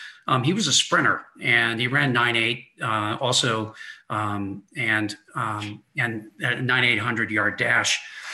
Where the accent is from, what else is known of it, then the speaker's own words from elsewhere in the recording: San Francisco Bay Area, California, United States; I grew up there in the San Francisco Bay Area